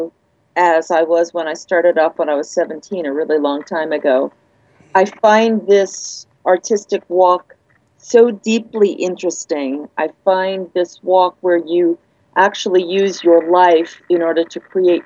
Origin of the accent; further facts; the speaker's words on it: New York, United States; now in California, United States; I'm a New Yorker